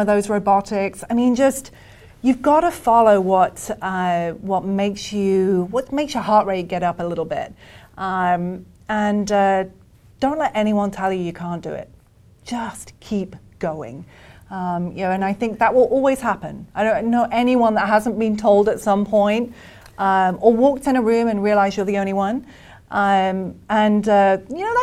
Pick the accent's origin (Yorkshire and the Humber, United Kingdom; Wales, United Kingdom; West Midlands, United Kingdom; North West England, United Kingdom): West Midlands, United Kingdom; Birmingham; moved away as an adult; now in United States; I'm British